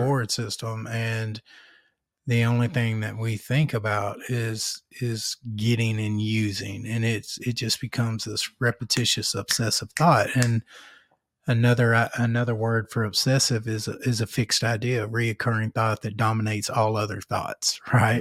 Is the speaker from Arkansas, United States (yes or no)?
yes; North Little Rock, Arkansas, United States; I'm from North Little Rock